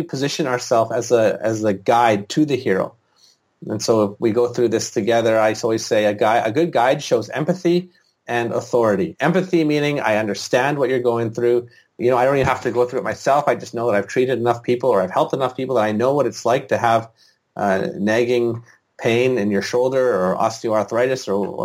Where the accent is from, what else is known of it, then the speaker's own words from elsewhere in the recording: British Columbia, Canada; in British Columbia, the province I'm from